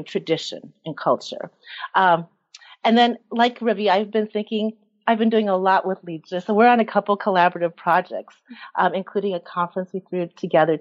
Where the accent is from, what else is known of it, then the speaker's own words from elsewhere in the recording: Mankato, Minnesota, United States; I grew up in Mankato, Minnesota